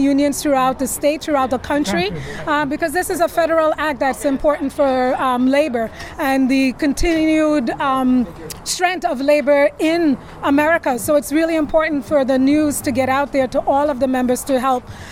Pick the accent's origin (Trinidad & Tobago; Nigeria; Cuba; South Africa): Trinidad & Tobago; now in New York, United States; I'm from Trinidad